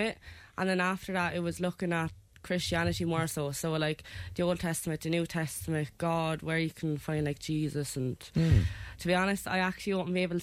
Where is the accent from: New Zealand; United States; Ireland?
Ireland; Wexford, Leinster; I'm from Wexford.